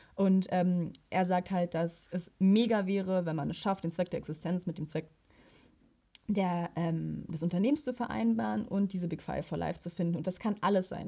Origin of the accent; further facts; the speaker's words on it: Potsdam, Brandenburg, Germany; als äh, Potsdamer